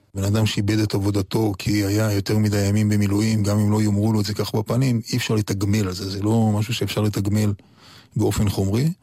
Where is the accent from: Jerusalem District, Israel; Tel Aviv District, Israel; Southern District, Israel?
Southern District, Israel; Yotvata; also born or lived in La Jolla, San Diego, United States; באמת שם גדלתי. ארץ נוף מולדתי זה יוטבתא והערבה, ולא להויה, ששם באמת הגחתי לאוויר העולם